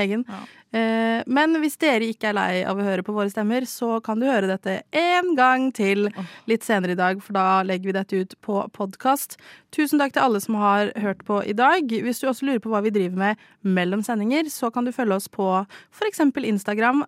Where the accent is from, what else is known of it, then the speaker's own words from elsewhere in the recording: Stavanger, Rogaland, Norway; Jeg er fra Stavanger